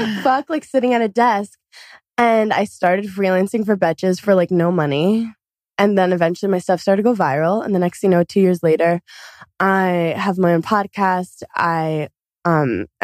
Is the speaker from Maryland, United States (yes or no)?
no; New York City, New York, United States; I'm from Brooklyn, New York